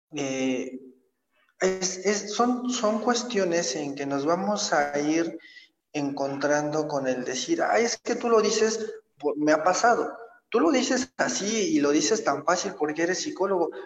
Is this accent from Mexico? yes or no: yes; State of Mexico, Mexico; yo soy originario del Estado de México, nazco en, la Ciudad de México. Eh, mi infancia, mi adolescencia la, llevo a cabo en, en, el Estado de México.